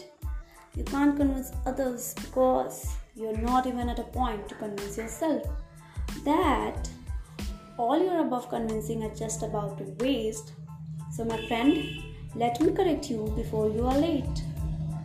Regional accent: Kolkata, West Bengal, India; from Kolkata

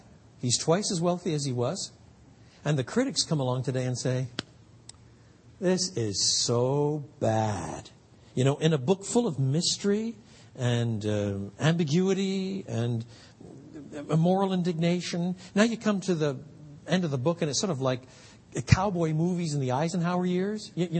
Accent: Quebec, Canada; I grew up in French Canada, where in many parts of the country at the time, now it's very different, it's very secular, the highest abortion rate in North America.

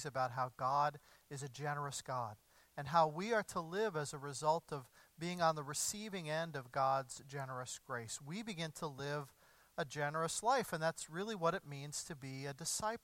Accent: Evansville, Indiana, United States; moved away; my hometown of Evansville, Indiana

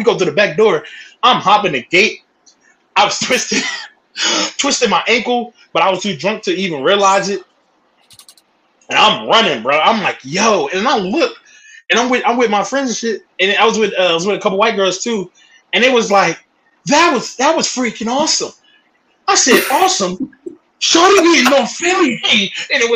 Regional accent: Philadelphia, Pennsylvania, United States; I'm from Philadelphia. I'm from Philly

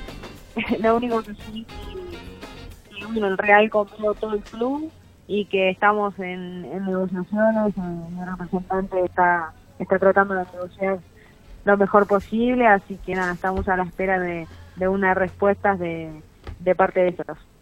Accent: Argentina; en mi país el fútbol sea profesional

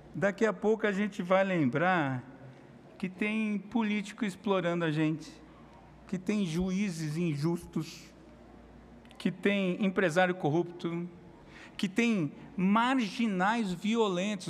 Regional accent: Brazil; nós somos brasileiro, brasileiro crente

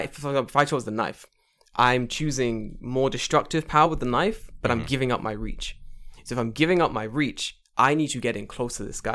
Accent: London, United Kingdom; I grew up in London

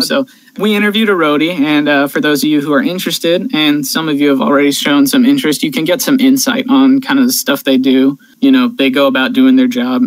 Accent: California, United States; my home state of California

